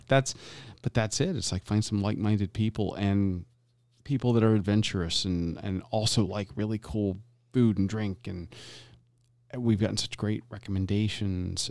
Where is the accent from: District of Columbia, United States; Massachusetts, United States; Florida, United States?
Florida, United States; growing up in Florida, eh, and both of my parents being from the Deep South